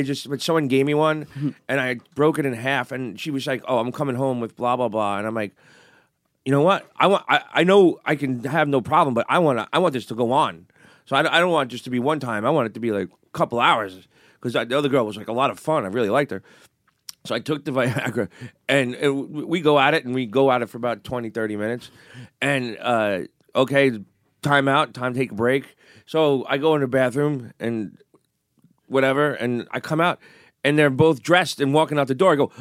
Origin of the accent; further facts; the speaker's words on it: New York City, New York, United States; I grew up in a really Italian neighborhood.